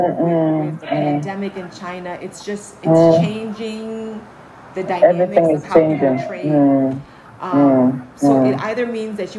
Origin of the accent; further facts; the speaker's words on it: Ghana; when I went plant-based as a Ghanaian